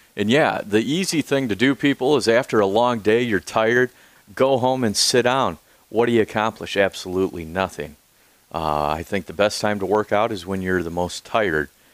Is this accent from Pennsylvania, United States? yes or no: no; Peru, Illinois, United States; now in Peoria, United States; I grew up in the South Peru area, uh, a little mafia style.